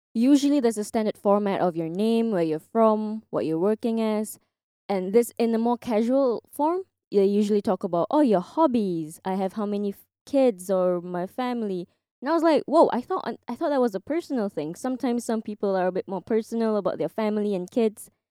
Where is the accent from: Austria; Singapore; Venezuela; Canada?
Singapore; moved away as an adult; now in Japan; I'm from Singapore, living in Japan since 2018